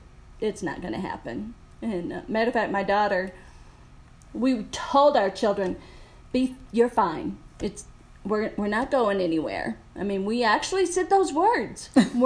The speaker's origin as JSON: {"language": "English", "region": "Wisconsin", "country": "United States", "tie": "born or raised there", "said": "I was born in Wisconsin, so cold weather. And then my mom and dad decided to have 17 children. And I'm number 16 out of those 17."}